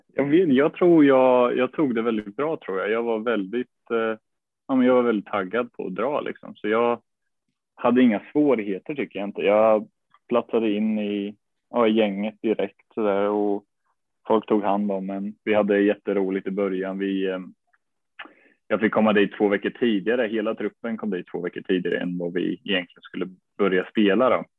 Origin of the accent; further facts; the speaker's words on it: Norrköping, Östergötland, Sweden; moved away as an adult; also born or lived in United States; jag började spela i en klubb som heter Smedby Ice i Norrköping